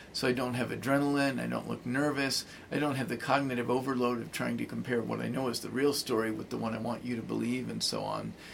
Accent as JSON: {"language": "English", "region": "Arizona", "country": "United States", "said": "I'm from Arizona"}